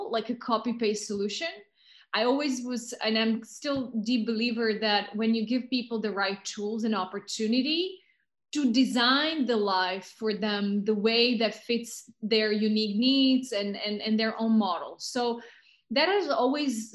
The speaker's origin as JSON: {"language": "English", "country": "Slovakia", "also_born_or_lived": "Pakistan / London", "moved": "yes", "said": "I'm originally from Slovakia, which is a small country, mountainous, beautiful country in the middle of Europe"}